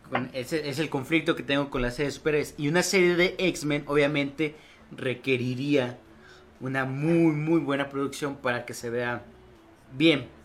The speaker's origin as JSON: {"language": "Spanish", "country": "Spain", "said": "soy español."}